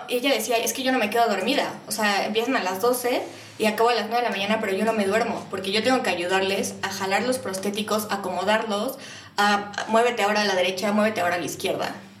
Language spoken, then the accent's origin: Spanish; Mexico